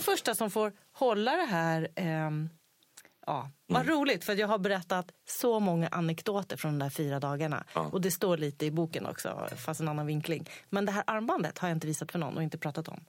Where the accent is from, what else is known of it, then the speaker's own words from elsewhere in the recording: Sweden; jag är svensk ändå.